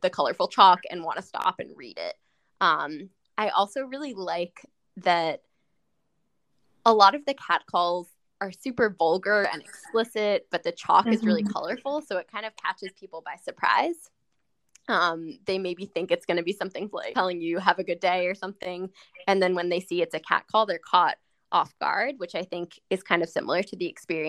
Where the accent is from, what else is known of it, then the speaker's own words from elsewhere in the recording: New York City, New York, United States; ever since I was 12 years old, growing up in New York City